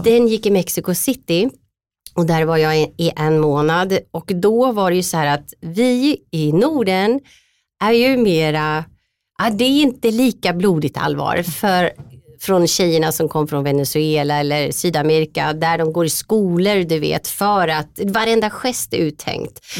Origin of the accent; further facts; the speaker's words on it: Linköping, Östergötland, Sweden; Valla djurklinik i eh, Linköping där jag kommer ifrån